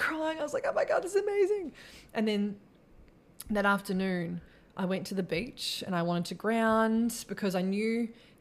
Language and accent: English; New Zealand; also born or lived in Queensland; now in Australia; I'm just a Kiwi chick from New Zealand that grew up on a farm